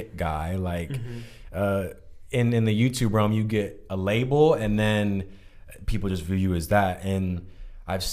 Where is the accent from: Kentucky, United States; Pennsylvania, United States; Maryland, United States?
Maryland, United States; Southern; moved away as an adult; also born or lived in Philadelphia, United States; now in California, United States; I'm from Southern Maryland